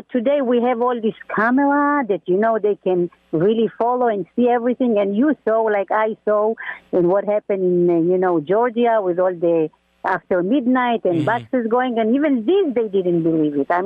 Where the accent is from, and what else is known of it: Israel